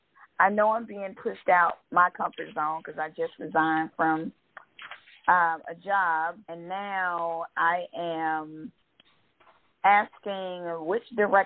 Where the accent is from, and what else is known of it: Georgia, United States